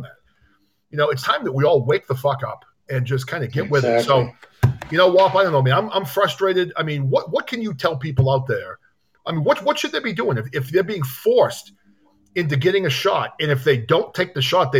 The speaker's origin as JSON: {"language": "English", "region": "New Hampshire", "country": "United States", "tie": "born or raised there", "moved": "yes", "lives_now": "Massachusetts, United States", "said": "I grew up in New Hampshire, the Live Free or Date state"}